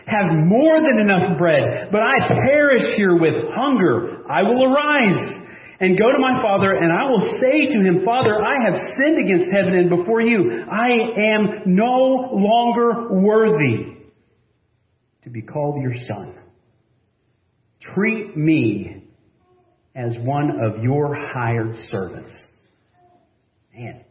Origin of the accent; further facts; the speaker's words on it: United States